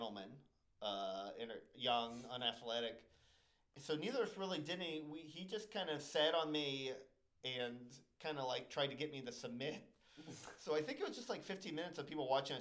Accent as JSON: {"language": "English", "town": "New Orleans", "region": "Louisiana", "country": "United States", "moved": "yes", "lives_now": "Brooklyn, United States", "said": "I'm from New Orleans"}